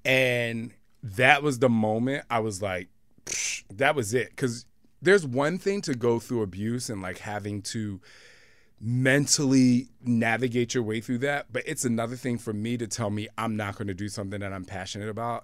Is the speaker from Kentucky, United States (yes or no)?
no; Camden, New Jersey, United States; I came from Camden, New Jersey